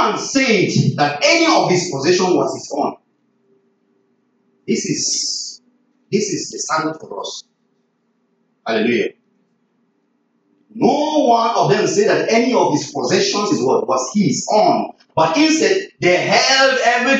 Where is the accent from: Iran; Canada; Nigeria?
Nigeria; I'm from Nigeria